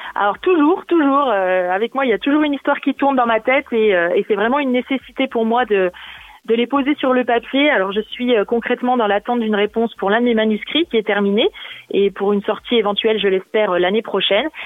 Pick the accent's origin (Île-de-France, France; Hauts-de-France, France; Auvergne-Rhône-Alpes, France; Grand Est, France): Grand Est, France; Vosges; moved away as an adult; now in Burgundy, France; je suis originaire des Vosges